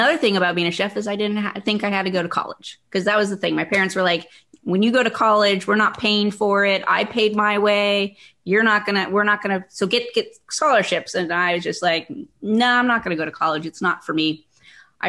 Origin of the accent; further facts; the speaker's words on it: Northern California, United States; I got a job when I was in high school because I don't get reactions to poison oak because I'm from Northern California.